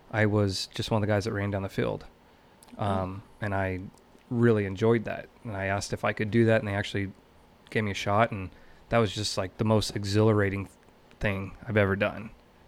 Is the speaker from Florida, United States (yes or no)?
no; McCook, Nebraska, United States; also born or lived in Kearney; So I was born in Kearney because my parents lived in Mason City, Nebraska.